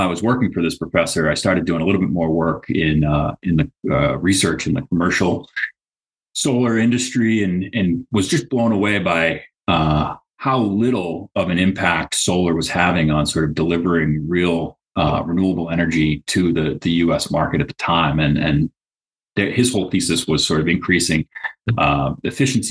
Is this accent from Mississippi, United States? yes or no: no; Central Massachusetts, United States; I grew up in Central Mass